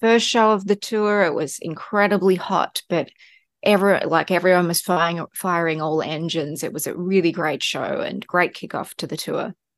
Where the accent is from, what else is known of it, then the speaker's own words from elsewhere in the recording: Australia; moved away; maybe it's being Australian as well